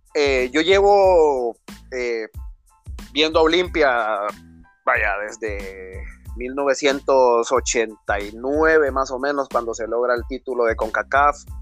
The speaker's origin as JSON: {"language": "Spanish", "region": "Comayagua", "country": "Honduras", "tie": "born or raised there", "said": "soy nacido en Comayagua y criado en el hermoso barrio abajo"}